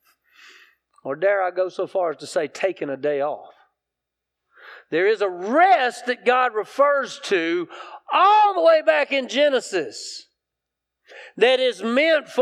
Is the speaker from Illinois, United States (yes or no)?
no; South Carolina, United States; I grew up in South Carolina